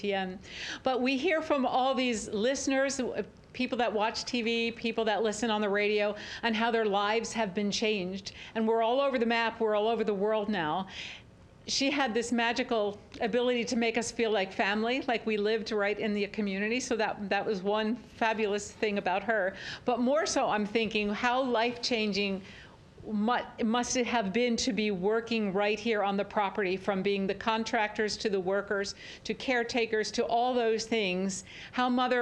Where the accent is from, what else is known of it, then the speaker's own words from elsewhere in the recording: Bucks County, Pennsylvania, United States; I'm from Bucks County, Pennsylvania